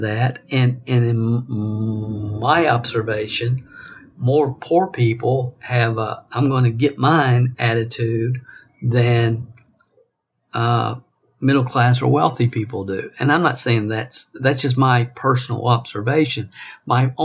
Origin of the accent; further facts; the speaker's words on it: Kentucky, United States; I was raised in small town Kentucky, population 400